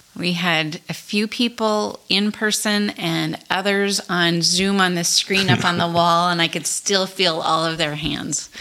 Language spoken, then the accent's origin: English; Montana, United States; moved away as an adult; also born or lived in Shelby, Montana / Colstrip, Montana / Great Falls, Montana / New Jersey; now in Belfield, United States; I am not from North Dakota. I grew up in Montana. Okay. Grew up in small towns around the state of Montana.